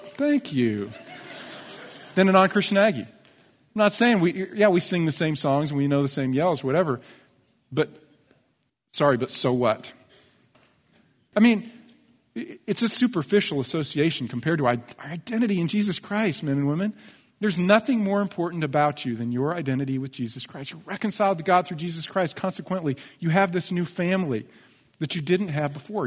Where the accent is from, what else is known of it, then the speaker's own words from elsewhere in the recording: United States; I'm an American. I'm a U S citizen